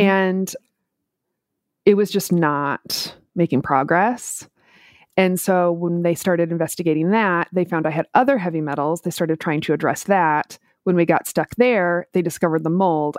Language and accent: English; Minneapolis, Minnesota, United States; moved away as an adult; now in Tampa, United States; I grew up in Minneapolis, so I've done both the very cold and the very hot.